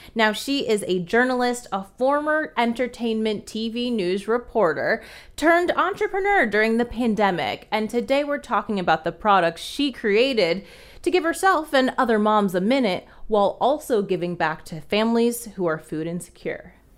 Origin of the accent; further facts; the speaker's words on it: New Jersey, United States; I'm from Jersey